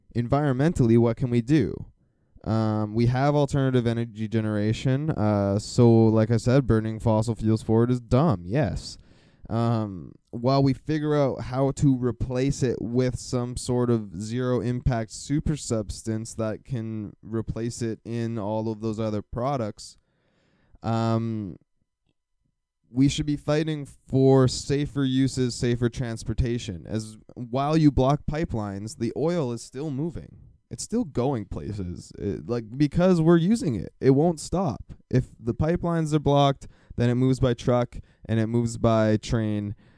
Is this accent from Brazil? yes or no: no; Calgary, Alberta, Canada; now in Burnaby area, Canada; I am from Calgary